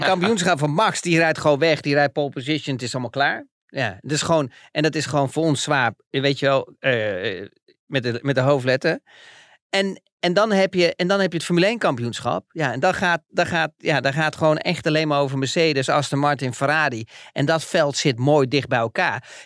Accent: Netherlands; wij als Nederlanders

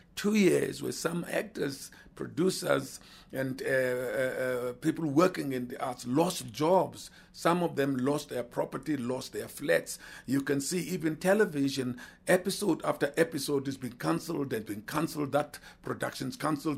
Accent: South Africa; Being a South African

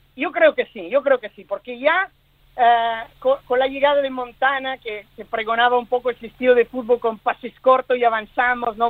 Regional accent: Milan, Lombardy, Italy; now in Barcelona, Spain; yo, yo nací en Milán, en Italia

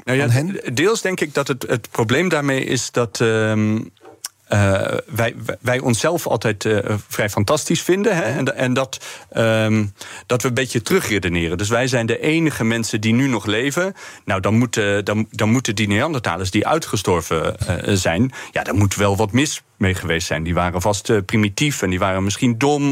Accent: Eindhoven, North Brabant, Netherlands; now in Leiden, Netherlands; geboren en getogen in Eindhoven

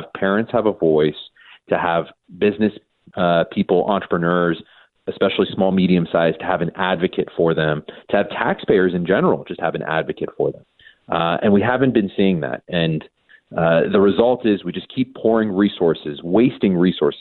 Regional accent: California, United States; I was born and raised in California

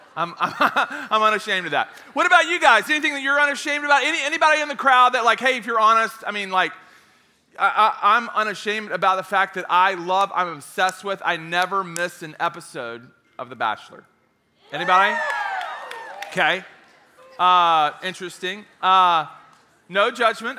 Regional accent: Knoxville, Tennessee, United States; I'm, I'm from Knoxville. I went to school in Knoxville.

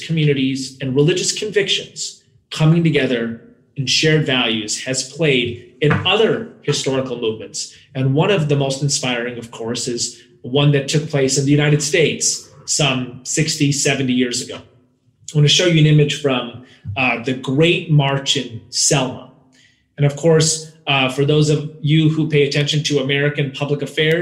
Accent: India; I hail from India

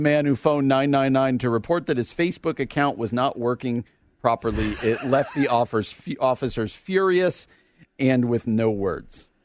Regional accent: Washington Township, New Jersey, United States; moved away; also born or lived in Illinois; I grew up in Washington Township.

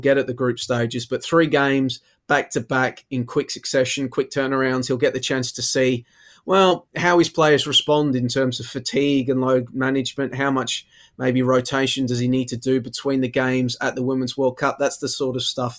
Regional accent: Melbourne, Victoria, Australia; growing up in Melbourne, seeing the power that the AFL has

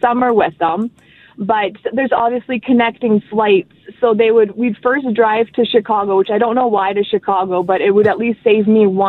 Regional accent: Winnipeg, Manitoba, Canada; I was born and raised in Winnipeg. My parents are like Polish immigrants, so all our family was in Poland.

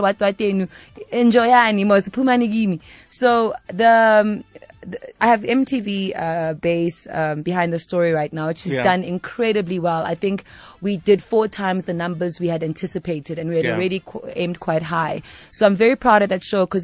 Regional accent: South Africa; also born or lived in New York; I'm from South Africa

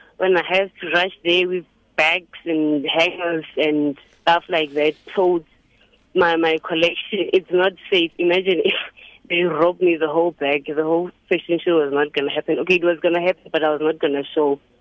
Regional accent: Alexandra, Gauteng, South Africa; I'm from Alexandra. I, I I live here with my parents

